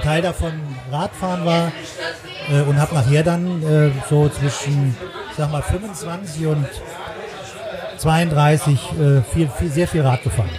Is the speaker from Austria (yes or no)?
no; Düsseldorf, North Rhine-Westphalia, Germany; moved away as an adult; also born or lived in Saarland / Zurich; now in Cologne, Germany; gebürtiger Saarländer, bin aber in Nordrhein-Westfalen in der, in der bösen Stadt aufgewachsen, in hm? Düsseldorf.